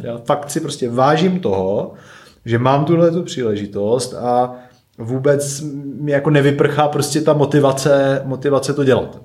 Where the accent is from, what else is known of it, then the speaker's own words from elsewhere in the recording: Klimkovice, Moravian-Silesian Region, Czechia; also born or lived in České Budějovice; z Ostravy, respektive z Klimkovic, odkud pocházím